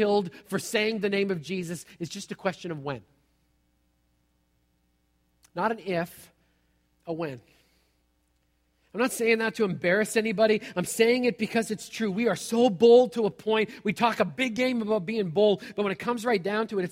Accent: United States; As American Christians

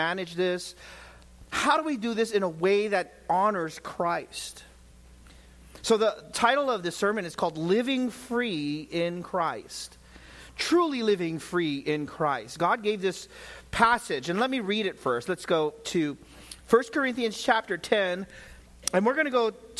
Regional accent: United States; as an American

